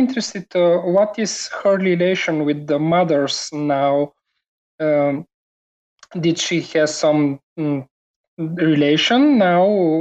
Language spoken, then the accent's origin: English; Bulgaria; I am from Bulgaria